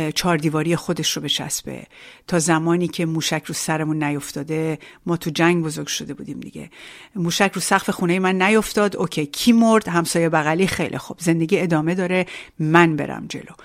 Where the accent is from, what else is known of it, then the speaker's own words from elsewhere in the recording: Iran; moved away as an adult; now in France; آنچه که در ایران داشتم